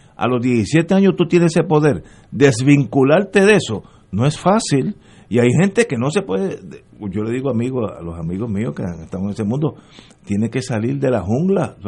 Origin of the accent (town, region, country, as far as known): Puerto Rico